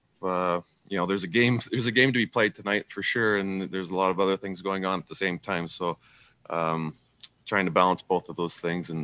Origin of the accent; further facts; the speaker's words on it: Saskatchewan, Canada; moved away; being from a small town, small farm boy from Saskatchewan